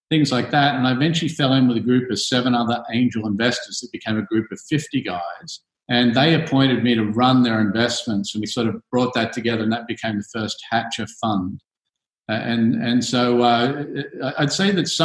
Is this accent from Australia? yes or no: yes; Australia; moved away as an adult; also born or lived in United States; now in Singapore; I'm obviously an Aussie. I left Australia in the early 90s